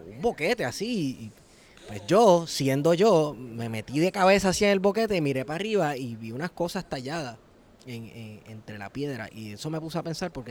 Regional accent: Manatí, Puerto Rico; yo soy de Manatí

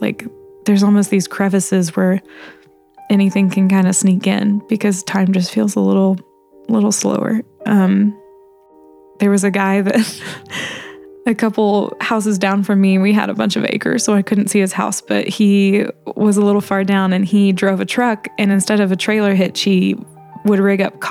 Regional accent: Indiana, United States; everybody knows everybody's business in my hometown

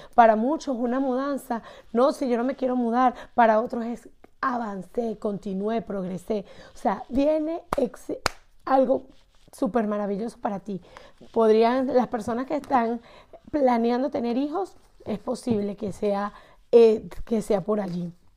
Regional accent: Barquisimeto, Lara, Venezuela; de Barquisimeto, Estado Lara

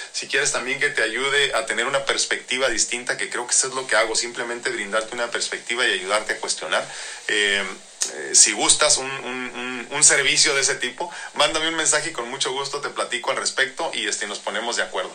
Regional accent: Mexico

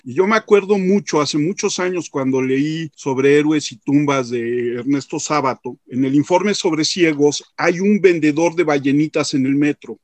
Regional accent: Mexico

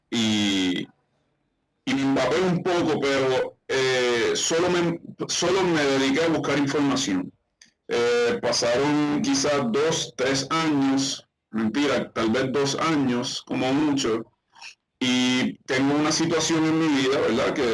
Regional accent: Isabela, Puerto Rico; yo eh, soy de Isabela, Puerto Rico. Eh, nuestro pueblo, ¿verdad? Acá es un pueblo de, playa, es un pueblo

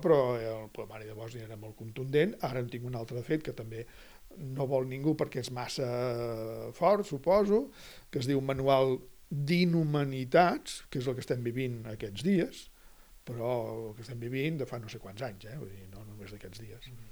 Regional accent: Catalonia, Spain; presentar-me com a català

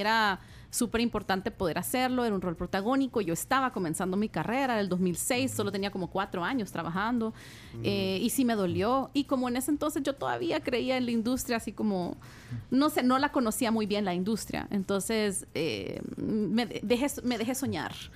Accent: El Salvador; somos dos salvadoreñas

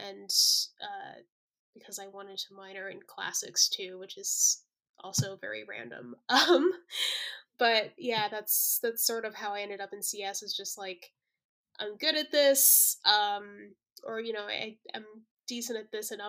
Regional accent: Colorado Springs, Colorado, United States; I grew up in Colorado Springs, which is the second largest city in Colorado

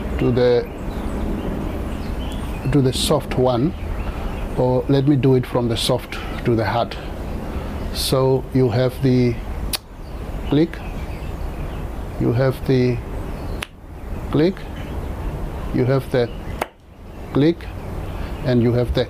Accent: Namibia; first language Damara; English is a second language; I grew up with my Damara family, with my grandfather who adopted me

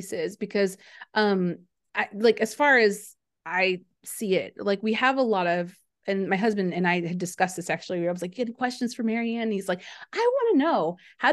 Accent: United States; as an American

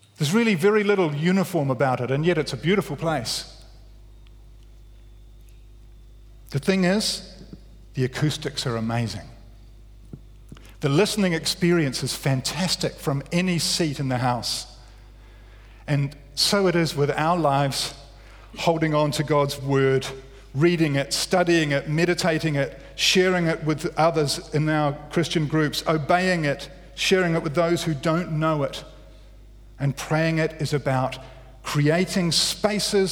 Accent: Wellington, New Zealand; I grew up in Wellington.

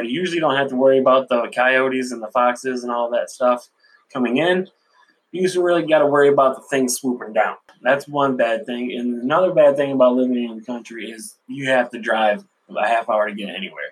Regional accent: Sanford, United States; I grew up in Sanford, guys, a small little village

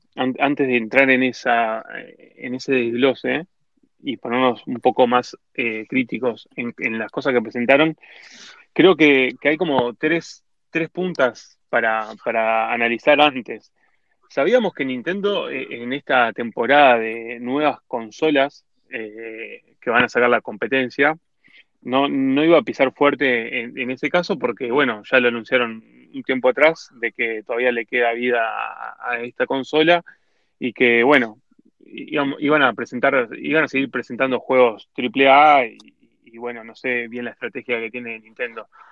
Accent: Uruguay; somos uruguayos

